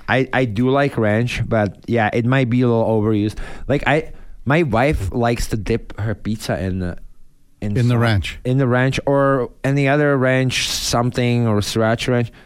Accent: Czechia; English is a second language; moved away as an adult; now in United States; I came from Europe. There was never buffalo sauce in Czech, right? So I come over, we went to the pub, like I was 19

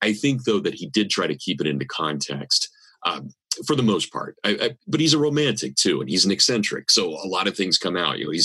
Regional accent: Kansas, United States; accent: Kansas; my Kansas accent

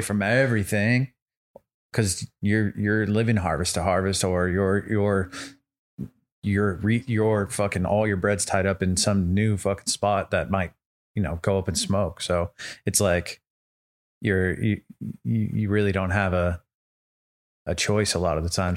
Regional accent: Santa Rosa, California, United States; moved away; I'm originally from the Bay, so Bay Area, Northern California

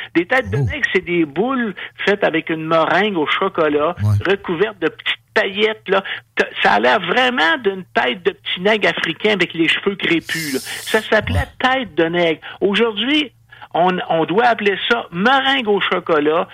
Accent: Giffard, Quebec, Canada; j'ai été élevé à Giffard, pas loin de l'hôpital Saint-Michel-Archange

